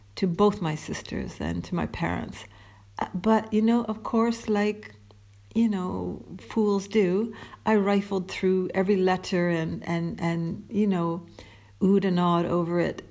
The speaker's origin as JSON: {"language": "English", "town": "Toronto", "region": "Ontario", "country": "Canada", "said": "Toronto, big bad Toronto"}